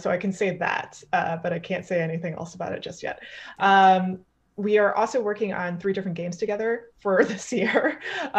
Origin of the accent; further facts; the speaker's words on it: Canada; I'm Canadian